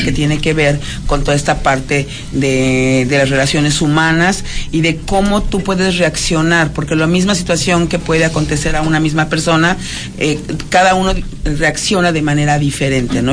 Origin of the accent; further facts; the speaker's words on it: Mexico City, Mexico; De la Ciudad de México, de la amada Ciudad de México